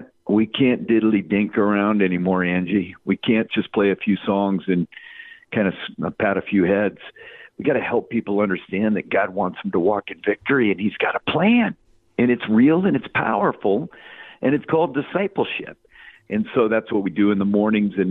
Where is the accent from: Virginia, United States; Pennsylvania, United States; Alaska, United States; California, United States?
Alaska, United States; I was raised in Alaska